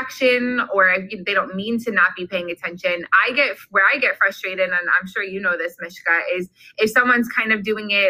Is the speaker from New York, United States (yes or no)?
yes; Long Island, New York, United States; moved away as an adult; also born or lived in Fredonia, New York; now in New Jersey, United States; I grew up on Long Island